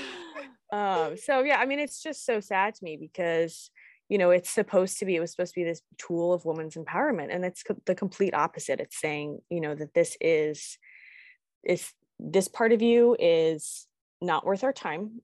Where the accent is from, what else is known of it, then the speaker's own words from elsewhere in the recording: Virginia, United States; now in Kentucky, United States; I'm from Virginia